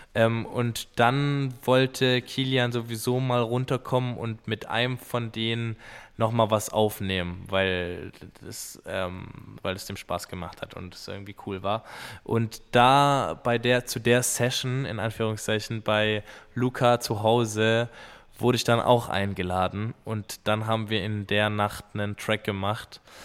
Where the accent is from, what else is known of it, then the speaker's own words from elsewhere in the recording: Schorndorf, Baden-Württemberg, Germany; bei uns in Schorndorf in der Manufaktur